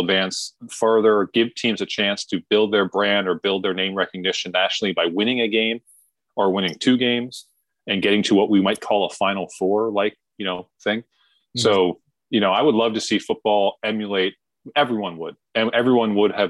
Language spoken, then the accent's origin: English; New York area, United States; we did grow up in New York area.